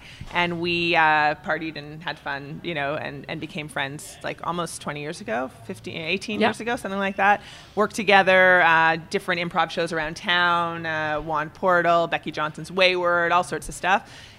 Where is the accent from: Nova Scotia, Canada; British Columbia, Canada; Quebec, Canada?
Quebec, Canada; Montreal; now in Toronto, Canada; I'm from Montreal.